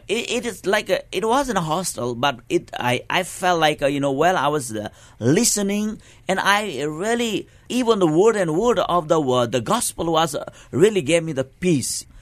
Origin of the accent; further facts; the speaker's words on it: eastern Nepal, Nepal; I was born in the Eastern part of Nepal, and I was, uh, really grew in the remote area is countryside